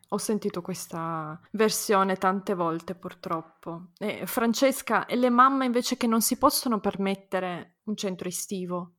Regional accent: Turin, Piedmont, Italy; now in Austria; io non vivo, non vivo in Italia, sono di Torino anch'io

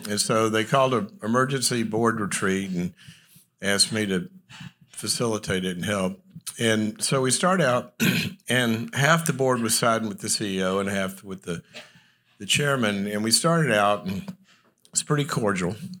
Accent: the South, United States; moved away; also born or lived in Los Angeles; I'm from the South

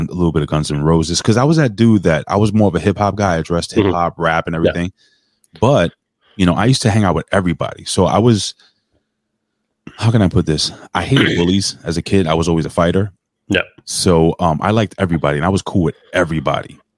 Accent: Connecticut, United States; Uh, I am from Connecticut.

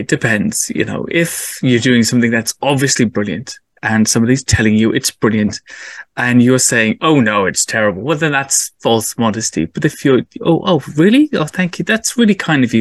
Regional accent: England, United Kingdom; being an English person

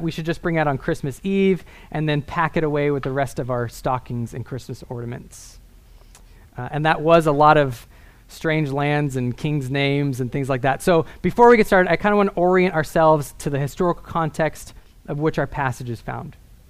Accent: Northern California, United States; I grew up in Northern California in the Redwood Mountains

